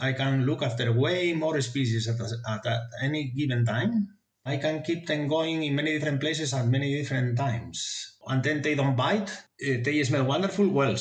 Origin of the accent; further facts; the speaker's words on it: Asturias, Spain; English is a second language; moved away; I come from Asturias, which is in the north coast of Spain